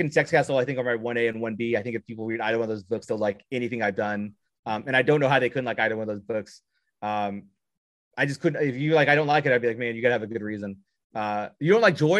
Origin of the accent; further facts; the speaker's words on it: Southern Indiana, United States; I'm from Southern Indiana.